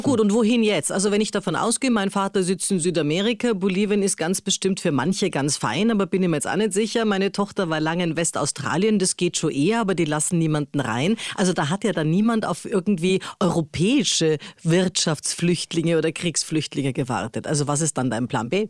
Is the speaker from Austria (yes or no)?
yes; Austria; also born or lived in Munich, Germany; als Österreicherin immer so arg finde, also ich bin in München geboren, aber trotzdem Österreicherin